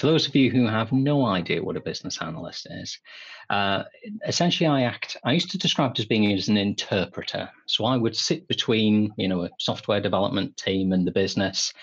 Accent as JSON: {"language": "English", "region": "England", "country": "United Kingdom", "said": "we're both English."}